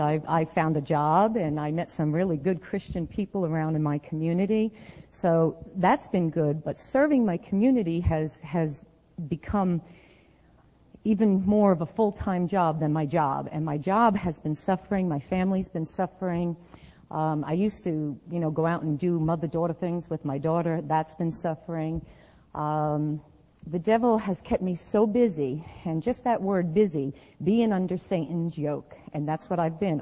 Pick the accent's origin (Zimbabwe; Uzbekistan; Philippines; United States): United States; New Jersey; moved away as an adult; since I left New Jersey